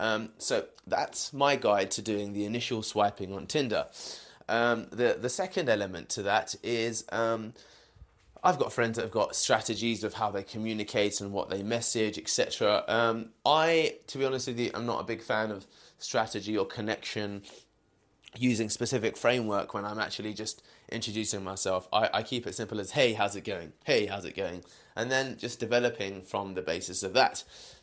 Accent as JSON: {"language": "English", "country": "United Kingdom", "said": "I am a British Indian male, that's obvious"}